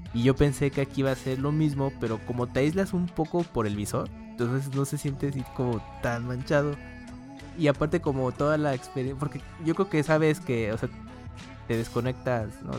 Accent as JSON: {"language": "Spanish", "country": "Mexico", "said": "éramos como tres mexicanos"}